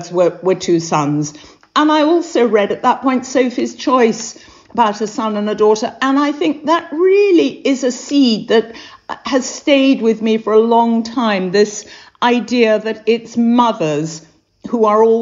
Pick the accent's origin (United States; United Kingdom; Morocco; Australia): United Kingdom; England; they looked at me as an English person